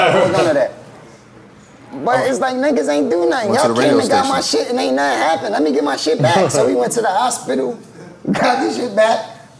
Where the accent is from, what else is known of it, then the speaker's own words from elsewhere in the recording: Philadelphia, Pennsylvania, United States; moved away; also born or lived in Atlanta; I'm from Philly